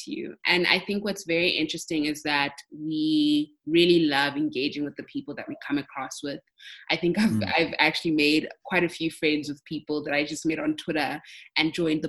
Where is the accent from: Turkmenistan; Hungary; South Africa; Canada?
South Africa; we have as South African men